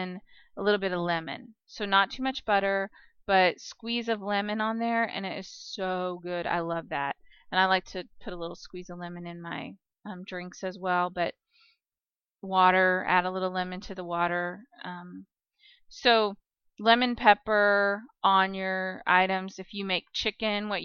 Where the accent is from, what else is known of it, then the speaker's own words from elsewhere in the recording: Kansas, United States; I'm from Kansas